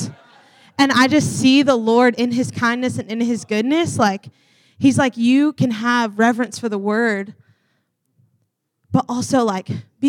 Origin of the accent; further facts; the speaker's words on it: the South, United States; I'm from the South